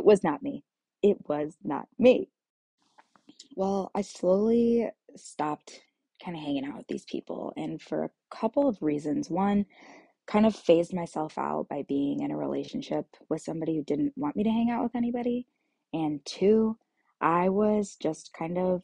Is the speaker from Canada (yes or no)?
no; Kansas, United States; moved away as an adult; I moved back to Kansas, and I'm back here in my hometown.